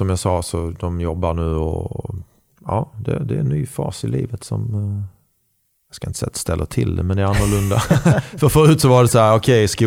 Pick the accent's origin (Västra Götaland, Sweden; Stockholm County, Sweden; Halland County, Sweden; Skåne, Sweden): Skåne, Sweden; accent: Scanian; now in Karlstad, Sweden; Eh, fast jag är mer skåning än värmlänning i, i dialekten. Eh, och jag kan bre på ordentligt om jag